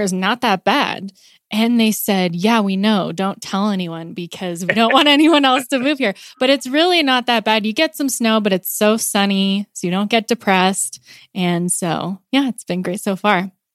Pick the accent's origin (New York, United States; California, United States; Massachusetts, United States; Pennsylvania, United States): California, United States; moved away as an adult; also born or lived in Pittsburgh; now in Colorado, United States; I'm originally from California